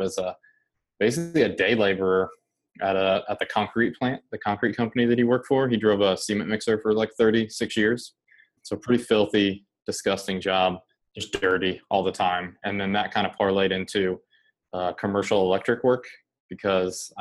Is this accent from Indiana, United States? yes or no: yes; just outside Indianapolis, United States; I grew up in Indiana, just outside of the Indianapolis city limits, in kind of a rural, kind of small town